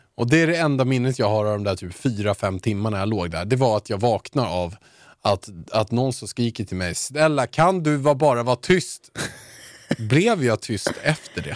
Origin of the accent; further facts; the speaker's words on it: Haninge, Stockholm County, Sweden; mitt smeknamn i Haninge